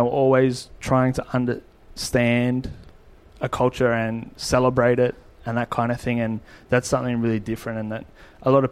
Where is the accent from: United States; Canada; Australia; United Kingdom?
Australia; we're chefs from Australia